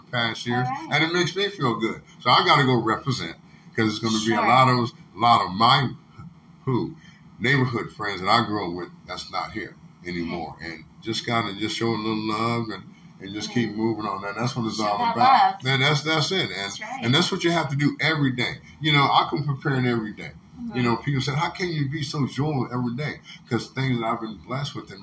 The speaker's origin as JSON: {"language": "English", "region": "South Coast Texas", "country": "United States", "said": "I'm just a South Coast Texas man."}